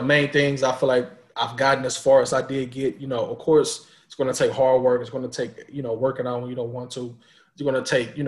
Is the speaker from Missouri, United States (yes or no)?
yes; St. Louis, Missouri, United States; I'm from St. Louis. You know, Mizzou was 2 hours from my house.